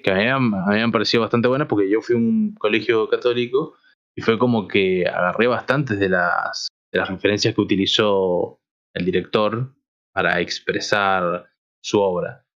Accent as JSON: {"language": "Spanish", "country": "Argentina", "said": "siendo argentinos"}